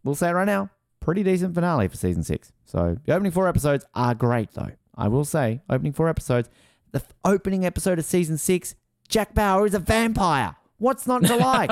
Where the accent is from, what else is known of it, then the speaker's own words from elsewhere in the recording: Australia; I'm Australian.